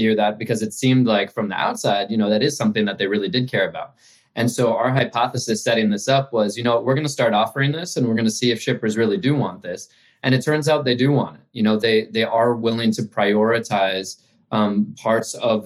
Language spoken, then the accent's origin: English; New York City, New York, United States; moved away as an adult; also born or lived in China; I grew up in Manhattan in New York City.